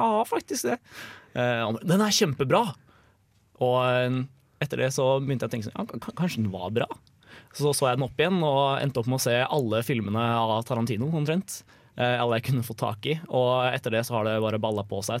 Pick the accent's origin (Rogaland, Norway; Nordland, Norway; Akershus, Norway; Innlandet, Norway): Innlandet, Norway; Lillehammer; jeg kommer fra Lillehammer